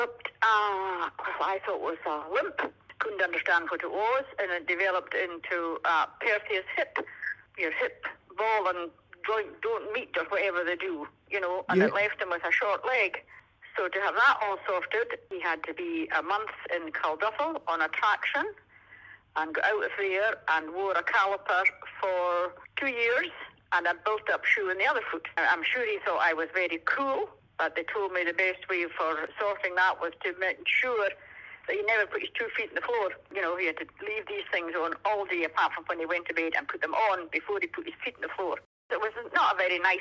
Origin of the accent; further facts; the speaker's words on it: Fort William, Scotland, United Kingdom; also born or lived in Shawbost, Isle of Lewis; came back when I was maybe 8 or 10 weeks old to Inverlochy, to Lundy Road